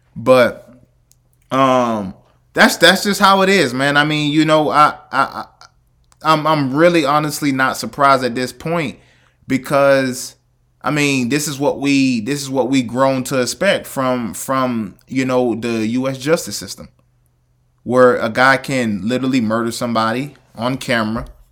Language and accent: English; the South, United States; I'm from the South